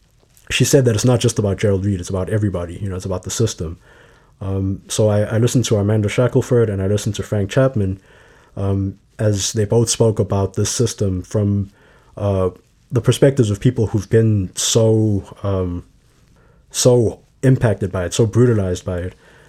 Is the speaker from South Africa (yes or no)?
yes; Johannesburg, Gauteng, South Africa; moved away as an adult; now in Chicago, United States; So I grew up in Johannesburg, South Africa. I moved here for university and here being Chicago for university in 2015.